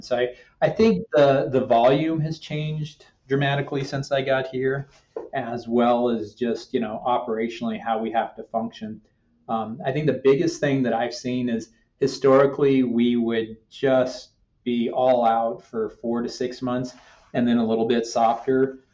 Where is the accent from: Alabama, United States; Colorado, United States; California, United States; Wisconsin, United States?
Colorado, United States; Denver; also born or lived in Albuquerque, New Mexico; the front range of Colorado, Denver, Parker, that area.